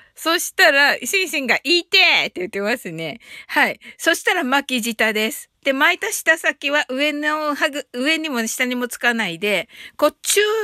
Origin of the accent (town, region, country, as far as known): Kyushu, Japan